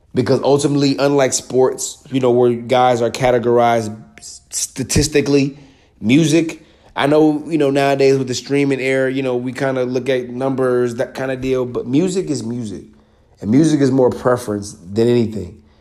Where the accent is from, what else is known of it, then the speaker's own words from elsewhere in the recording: the South, United States; I'm from the South